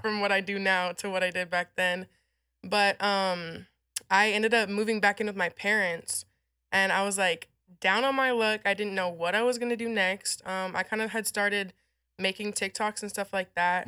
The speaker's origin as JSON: {"language": "English", "town": "San Antonio", "region": "Texas", "country": "United States", "tie": "born or raised there", "also_born_or_lived": "Illinois / Amarillo, Texas", "said": "I grew up in San Antonio, like, all around San Antonio, so that's kind of where my upbringing was"}